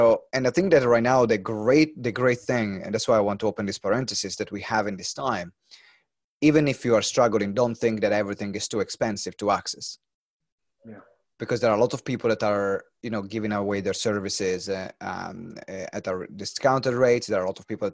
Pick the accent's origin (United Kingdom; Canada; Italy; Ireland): Italy; Maranello, Emilia-Romagna; I'm from Maranello